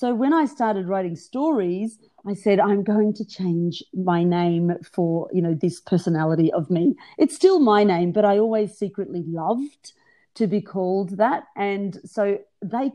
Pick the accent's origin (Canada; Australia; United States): Australia; I was born in Australia, but to migrant Greek parents. So I'm first generation Australian born.